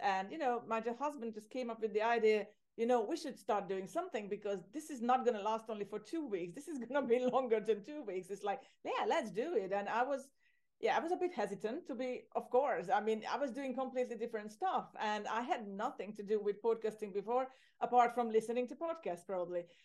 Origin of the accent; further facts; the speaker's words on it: Hungary; moved away as an adult; also born or lived in Ireland; now in Cyprus; I'm originally from Hungary, from Central Europe